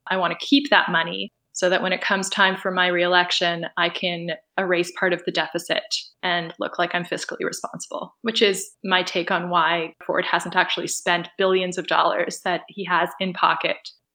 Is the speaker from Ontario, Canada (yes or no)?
yes; Toronto, Ontario, Canada; I'm an artist from Toronto